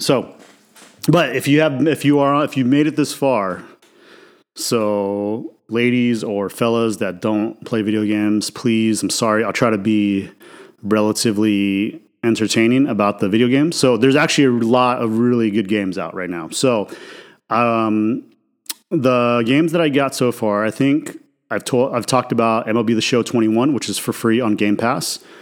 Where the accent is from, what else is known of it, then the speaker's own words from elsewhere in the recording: Idaho, United States; I grew up in Idaho, right, which is a mostly white conservative, you know, state